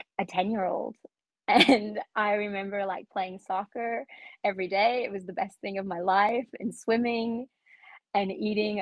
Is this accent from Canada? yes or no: yes; Calgary, Alberta, Canada; also born or lived in Guatemala; I was born in Guatemala. I grew up in Cowtown, Calgary, Alberta.